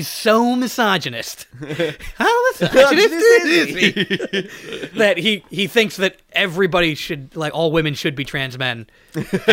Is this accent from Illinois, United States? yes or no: yes; Chicago, Illinois, United States; accent: nasally A's; I'm from Chicago